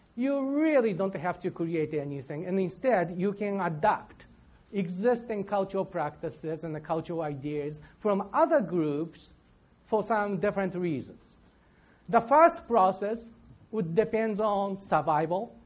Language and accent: English; Japan; now in Michigan, United States; I'm from Japan.